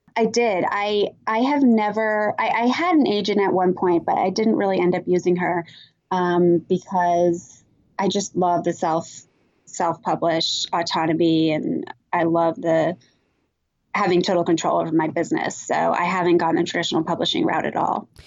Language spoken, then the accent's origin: English; Vermont, United States; moved away; growing up in Vermont